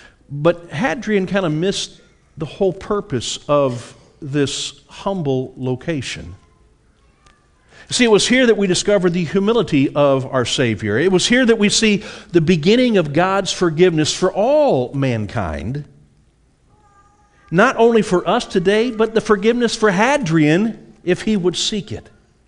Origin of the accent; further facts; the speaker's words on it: Beaufort, United States; I was brought up out in Beaufort on a family farm, and I got to spend a lot of time out in our barn and in our horse stables.